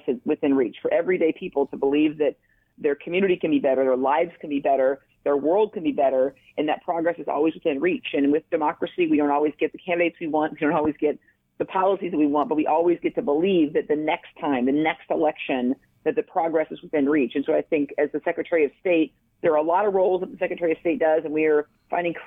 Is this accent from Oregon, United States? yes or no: yes; The Dalles, Oregon, United States; also born or lived in Dufur, Oregon; I grew up in Eastern Oregon, Dufour and the Dalles